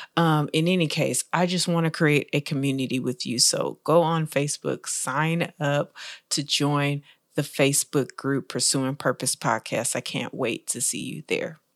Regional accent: Texas, United States; I am from Texas

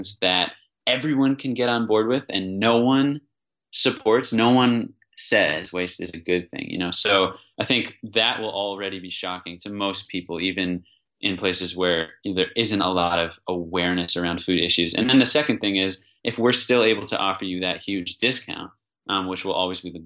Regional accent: East Coast, United States; now in Bay Area, United States; I'm from the East Coast

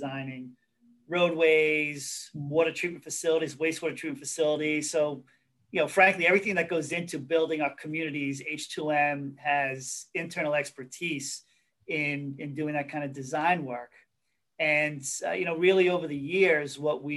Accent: Hicksville, New York, United States; I grew up in Hicksville

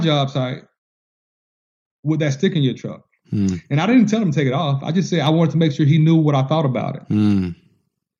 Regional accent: Georgia, United States; I'm from Georgia.

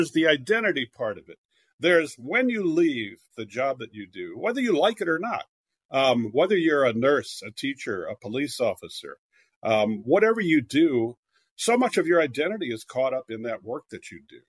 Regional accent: California, United States; moved away; also born or lived in Philadelphia / New York

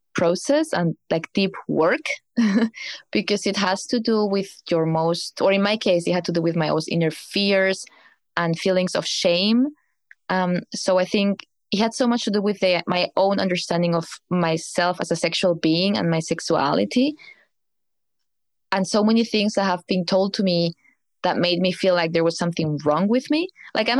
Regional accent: Spain; moved away as an adult; now in Berlin, Germany; I came to Berlin escaping from Spain because I didn't feel well back there

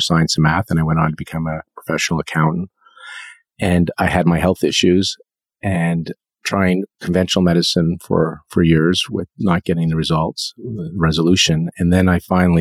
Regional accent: East Coast of Canada, Canada; moved away as an adult; now in Vancouver, Canada; I'm from the East Coast

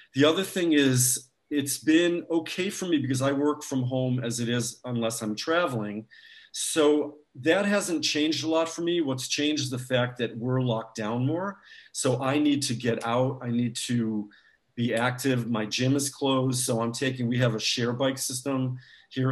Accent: United States; moved away; I have family in the States

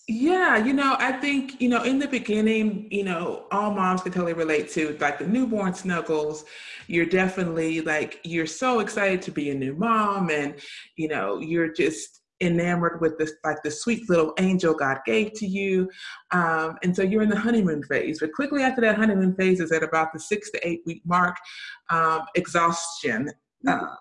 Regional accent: the South, United States; I grew up in the South

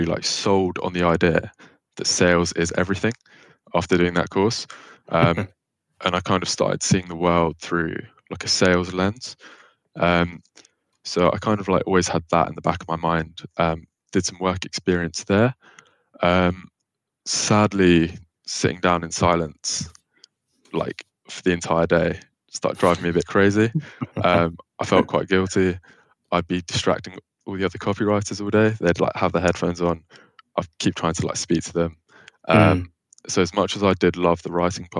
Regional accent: London, United Kingdom; I'm from Barnet in North London.

